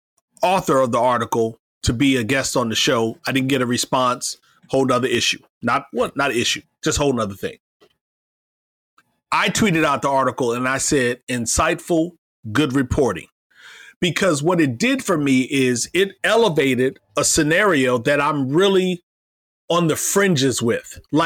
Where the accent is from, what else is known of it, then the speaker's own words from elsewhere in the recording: Iowa, United States; Bloomberg talked about a pizza shop in my hometown of Iowa, or home state of Iowa.